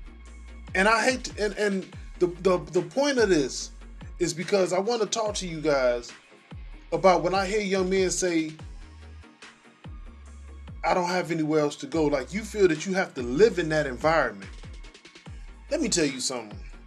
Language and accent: English; Chicago, Illinois, United States; I was born in Roseland, but I didn't grow up in Roseland. But I ran in them areas